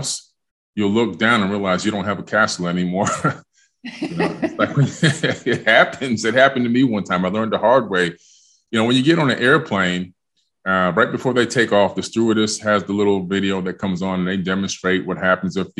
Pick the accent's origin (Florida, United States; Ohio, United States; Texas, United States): Florida, United States; Miami; also born or lived in New York City, New York; I was born in New York, and then my parents decided when I was only six, just about to turn seven, to move to Miami, Florida.